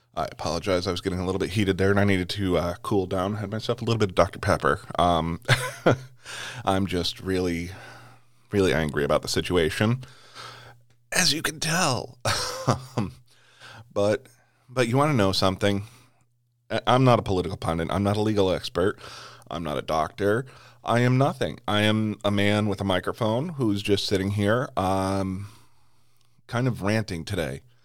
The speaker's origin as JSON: {"language": "English", "country": "United States", "said": "as an American"}